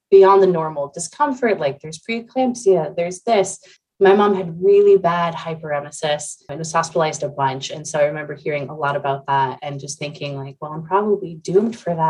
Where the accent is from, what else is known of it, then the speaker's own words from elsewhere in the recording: Central Pennsylvania, United States; I'm from Central Pennsylvania